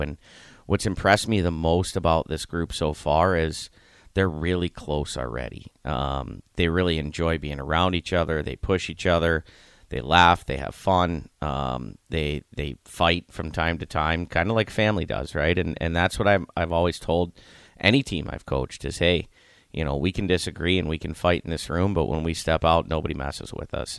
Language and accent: English; Youngstown, Ohio, United States; I grew up in Youngstown, Ohio